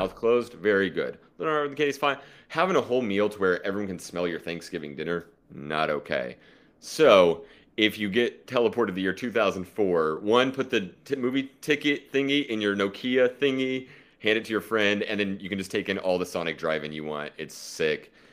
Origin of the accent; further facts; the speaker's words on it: Oklahoma, United States; I'm from Oklahoma